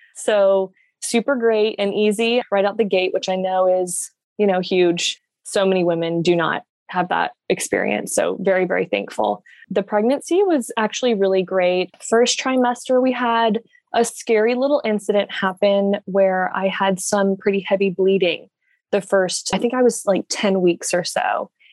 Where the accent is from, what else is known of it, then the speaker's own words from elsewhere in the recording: Jacksonville, Florida, United States; I am from Jacksonville, Florida, born and raised here